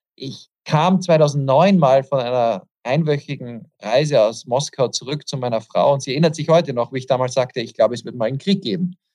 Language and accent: German; Vienna, Austria; moved away; also born or lived in Western Ukraine; Wien der Stadt, wo ich aufgewachsen bin